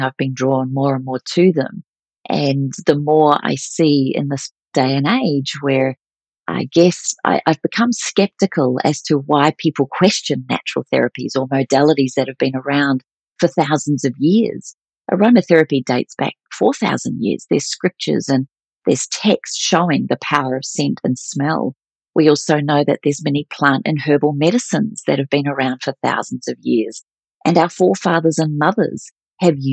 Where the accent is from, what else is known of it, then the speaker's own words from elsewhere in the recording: New Zealand; moved away as an adult; also born or lived in Melbourne, Australia; when I moved to Melbourne from New Zealand, I moved to Australia at the age of 19